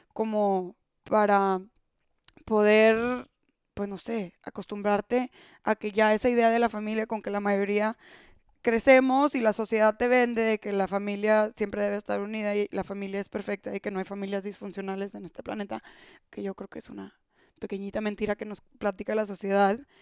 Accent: Monterrey, Nuevo León, Mexico; Soy de Monterrey, México

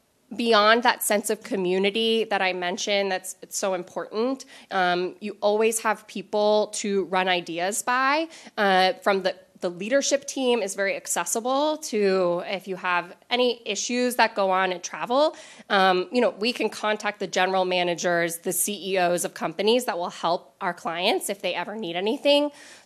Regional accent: Los Angeles, California, United States; born there; also born or lived in South Africa / Spain; So I was born in Los Angeles, and I've lived all over the world, including South Africa, Spain, and all over the continental U.S.

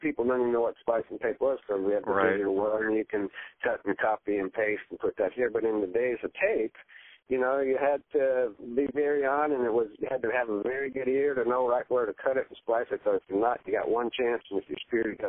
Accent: Dunedin, Florida, United States; also born or lived in Tarpon Springs, Florida; when I first moved to Florida, my family moved to Tarpon Springs, but I basically grew up in a little town called Dunedin, Florida.

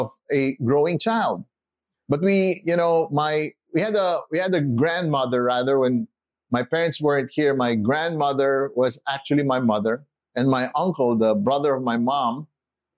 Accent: Philippines; also born or lived in United States; I was born in the Philippines

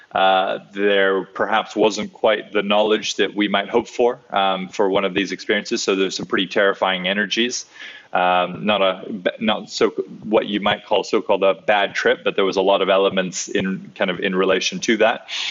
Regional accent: Hawaii, United States; I grew up in Hawaii

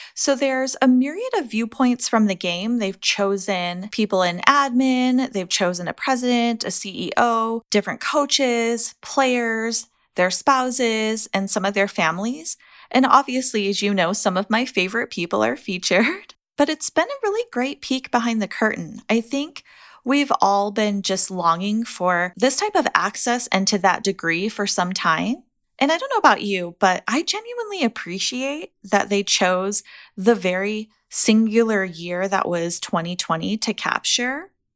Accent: United States; as an American

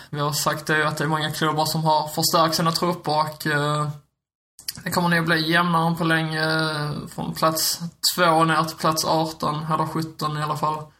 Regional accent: Skåne, Sweden; accent: Scanian (skånska); min skånska

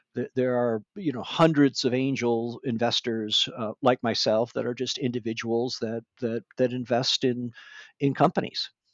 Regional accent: Michigan, United States; moved away as an adult; now in Northern California, United States; I grew up in Michigan

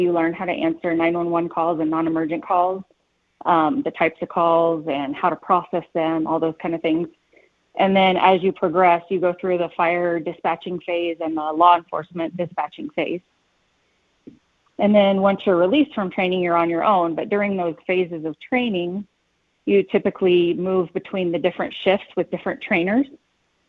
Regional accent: Kansas City, United States; moved away as an adult; now in Colorado Springs, United States; I moved here about 20 years ago. Not from here. I'm from Kansas City

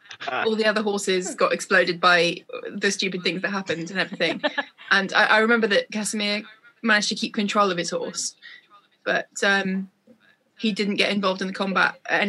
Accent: Wales, United Kingdom; I'm Welsh, I mean, it doesn't matter.

